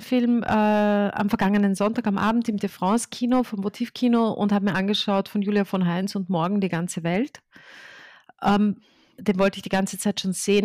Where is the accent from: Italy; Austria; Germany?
Austria; ich bin in Österreich geboren